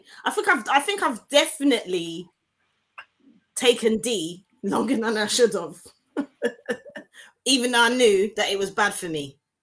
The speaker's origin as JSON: {"language": "English", "country": "Canada", "said": "I'm Canadian. They use that word like bloody."}